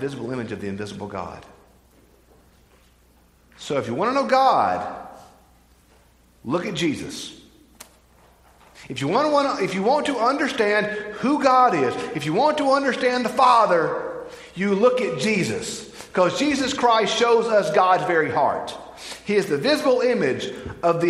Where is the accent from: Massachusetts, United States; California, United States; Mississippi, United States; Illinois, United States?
Mississippi, United States; Bogue Chitto; I'm from Bogachitta